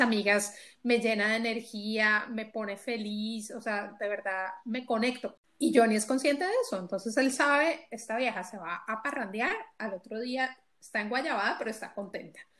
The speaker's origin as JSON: {"language": "Spanish", "country": "Colombia", "moved": "as an adult", "lives_now": "Belgium", "said": "éramos netamente colombianas, ahora ya somos colombianas, ecuatorianas, mexicanas y lo llamamos la familia belga"}